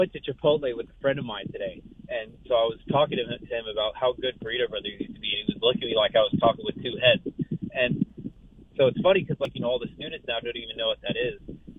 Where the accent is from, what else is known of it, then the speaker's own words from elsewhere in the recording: Gainesville, Florida, United States; I was born and raised in Gainesville, so even though I'm only a sophomore at US, I you know grew up with the experiences or whatever of a lot of former students before me in the years that I grew up here.